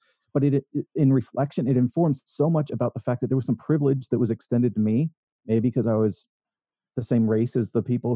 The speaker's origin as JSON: {"language": "English", "region": "Northern California", "country": "United States", "tie": "born or raised there", "said": "I was raised in Northern California here in the U.S."}